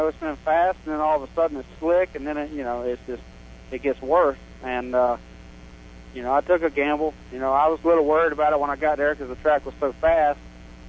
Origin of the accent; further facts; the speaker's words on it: Dover, Florida, United States; I'm from Dover, Florida, right here, Plant City.